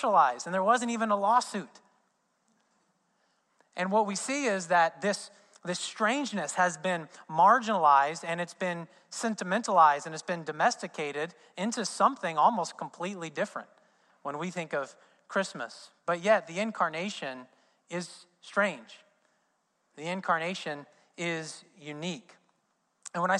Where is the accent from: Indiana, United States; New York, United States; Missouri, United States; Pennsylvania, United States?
Indiana, United States; I'm from Indiana